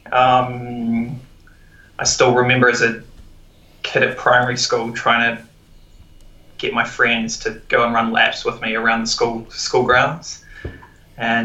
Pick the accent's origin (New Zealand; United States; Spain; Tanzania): New Zealand; Otago; moved away as an adult; also born or lived in Wellington, New Zealand / England / Melbourne, Australia; now in Vancouver, Canada; originally from New Zealand, born and bred in Otago